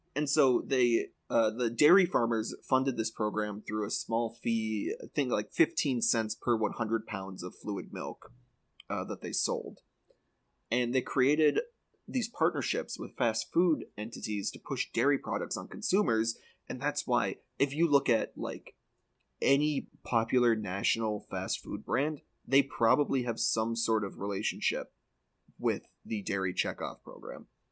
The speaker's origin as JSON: {"language": "English", "region": "Midwest", "country": "United States", "said": "I'm from the Midwest"}